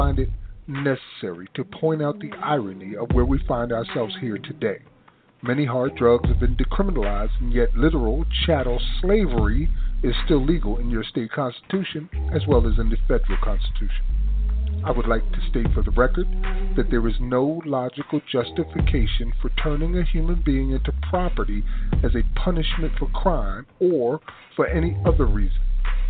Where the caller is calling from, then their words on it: South Carolina, United States; I am calling from South Carolina.